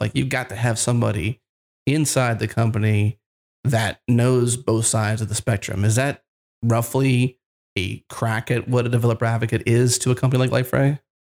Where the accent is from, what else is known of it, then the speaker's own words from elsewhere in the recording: United States; I'm an American, so I've got just a typical English way I say it